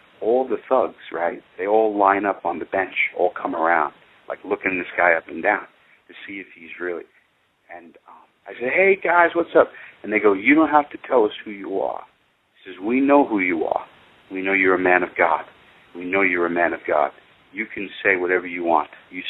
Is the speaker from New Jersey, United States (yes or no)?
no; Iowa, United States; And I'm the one from Iowa, even though I'm not in Iowa right now.